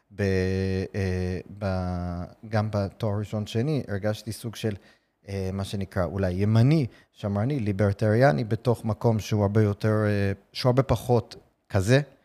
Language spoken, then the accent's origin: Hebrew; New York City, New York, United States; Hebrew is a second language; now in Israel; אני גדלתי בארצות הברית, אתם בטח שומעים במבטא שלי